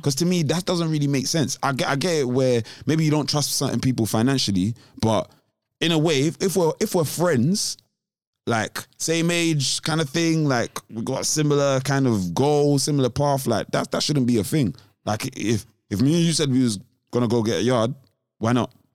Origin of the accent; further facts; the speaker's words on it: London, United Kingdom; I'm black, I'm from London